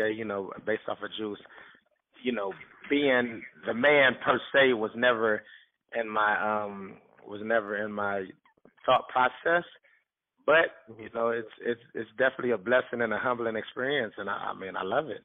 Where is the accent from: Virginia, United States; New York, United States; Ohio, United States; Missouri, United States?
Ohio, United States; Cleveland; I'm from Cleveland, born and raised.